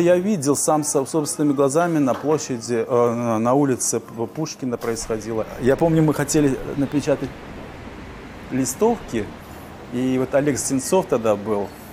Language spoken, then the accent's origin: Russian; Uzbekistan; also born or lived in Simferopol, Crimea / Kyiv, Ukraine; now in Warsaw, Poland; Я родился в Узбекистане, в депортации. Я никогда не считал Узбекистан своей родиной. Я знал, что я крымский татарин